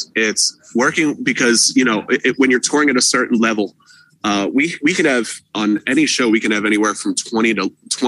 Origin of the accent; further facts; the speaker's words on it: Philadelphia, Pennsylvania, United States; I'm from Philadelphia